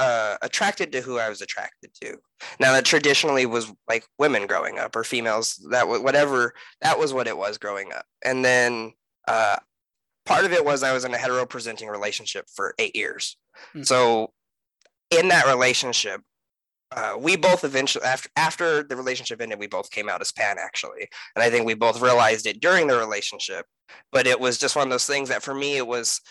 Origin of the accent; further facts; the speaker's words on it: California, United States; moved away; I come from California